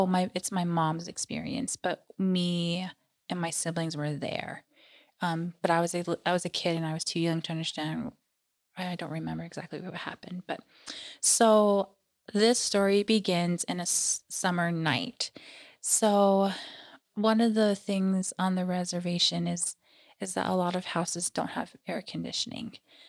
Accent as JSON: {"language": "English", "country": "United States", "said": "And that's something I do, even though I'm Native American."}